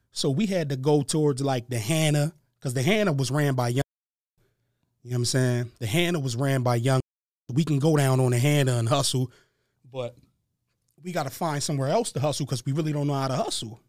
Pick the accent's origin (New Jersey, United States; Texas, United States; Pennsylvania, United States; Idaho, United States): Pennsylvania, United States; Harrisburg; I was born and raised in Harrisburg, Pennsylvania.